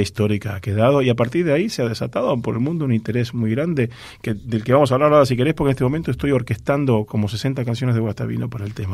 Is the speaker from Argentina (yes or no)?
yes; Argentina; mi misión como argentino es, ser embajador cultural de mi país